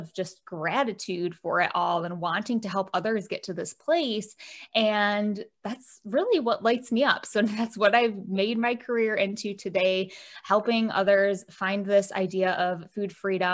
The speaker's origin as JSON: {"language": "English", "region": "Michigan", "country": "United States", "said": "I'm from Michigan, shaped like a mitten."}